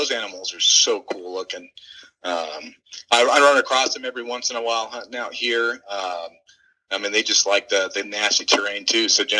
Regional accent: Los Angeles, California, United States; born there; also born or lived in Washington; We're kind of a nomadic family. I was born in Los Angeles, moved to Northern California, lived there for a while. We moved on up to Northern Washington, up on the border, just north of a city called Bellingham.

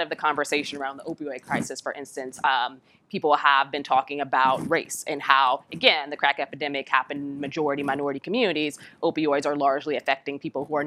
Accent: Chicago, Illinois, United States; someone who's from the South Side, in Chicago

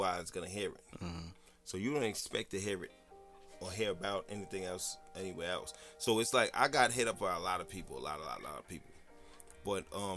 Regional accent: Jersey City, New Jersey, United States; I'm from Jersey City.

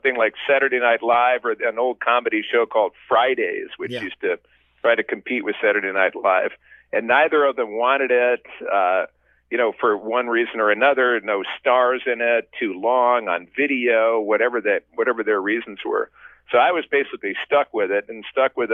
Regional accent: Midwest, United States; moved away as an adult; also born or lived in New York City; I'm from the Midwest

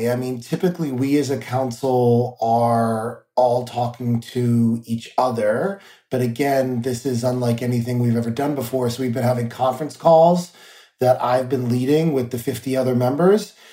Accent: New York, United States; I find that as an elected official, but I also know that as a New Yorker that uh, days are like roller coasters for people

